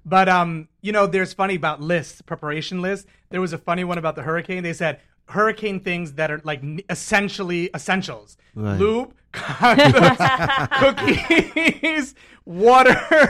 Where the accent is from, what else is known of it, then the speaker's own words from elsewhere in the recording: New York, United States; I'm like a New Yorker born and raised